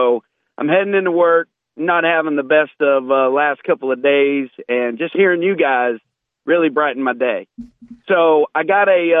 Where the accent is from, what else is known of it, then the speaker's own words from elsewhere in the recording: United States; accent: twang; I'm a boy from Bradford County, okay? Sometimes that twang comes out in me